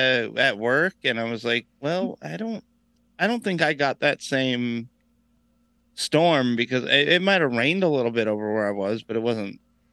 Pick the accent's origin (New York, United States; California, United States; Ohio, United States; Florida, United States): Florida, United States; Brevard County, Space Coast; I grew up in Brevard, like on the Space Coast.